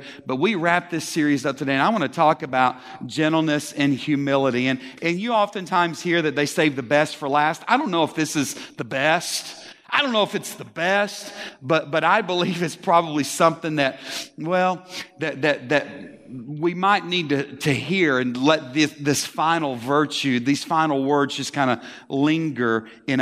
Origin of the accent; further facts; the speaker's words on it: Texas, United States; We're from Texas